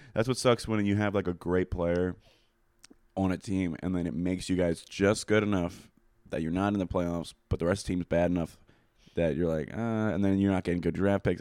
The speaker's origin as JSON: {"language": "English", "town": "Coatesville", "region": "Pennsylvania", "country": "United States", "said": "I'm from Coatesville"}